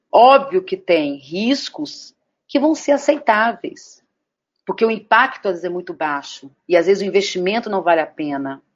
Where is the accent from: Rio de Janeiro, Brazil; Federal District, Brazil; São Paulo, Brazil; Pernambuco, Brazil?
Federal District, Brazil; Brasília; sou de Brasília